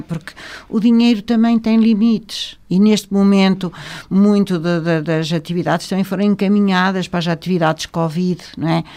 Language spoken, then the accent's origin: Portuguese; Vila Real, Norte, Portugal; nós que somos de Vila Real